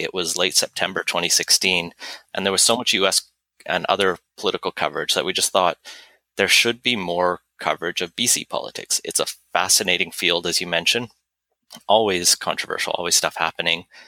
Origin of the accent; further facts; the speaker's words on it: Alberta, Canada; moved away as an adult; also born or lived in United Kingdom; now in British Columbia, Canada; I grew up in Alberta